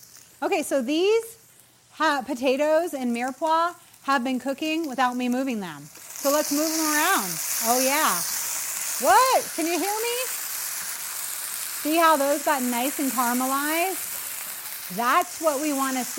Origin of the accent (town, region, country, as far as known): New England, United States